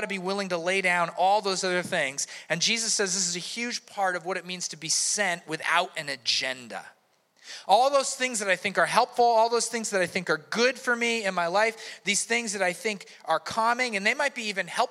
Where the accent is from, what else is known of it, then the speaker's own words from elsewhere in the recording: United States; my rights as an American